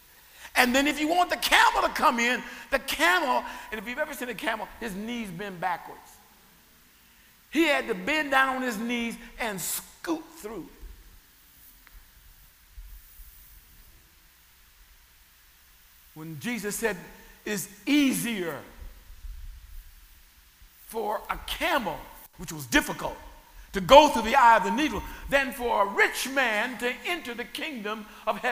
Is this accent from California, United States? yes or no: yes; Sacramento, California, United States; where I grew up in Sacramento, California, there was the city zoo